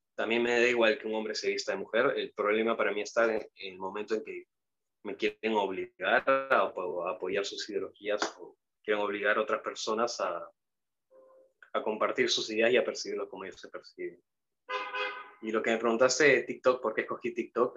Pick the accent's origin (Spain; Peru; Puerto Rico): Peru; soy peruano